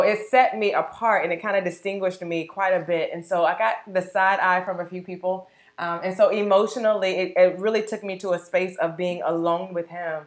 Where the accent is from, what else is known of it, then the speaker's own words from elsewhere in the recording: Sanford, Florida, United States; I'm from the beautiful, small, awesome city of Sanford, Florida